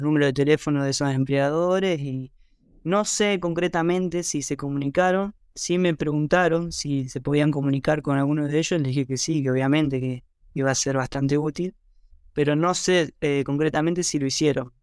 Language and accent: Spanish; Santa Fe, Argentina; moved away as an adult; now in New Zealand; Yo soy de Santa Fe